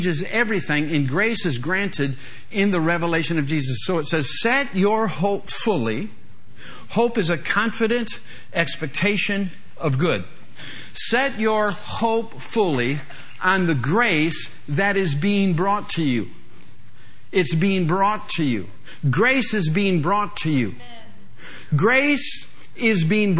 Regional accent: Michigan, United States; I'm from Michigan, so I'm a Michigan State fan

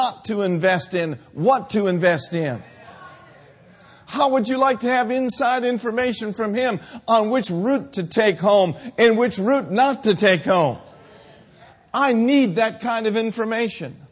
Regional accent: Minneapolis, Minnesota, United States; moved away; I grew up in Minneapolis, Minnesota.

